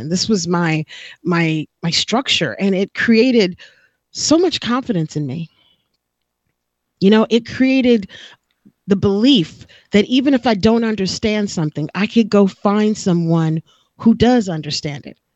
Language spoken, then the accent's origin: English; Texas, United States; now in California, United States; And I never really did because I came from Texas and I already knew you know, it could be very hot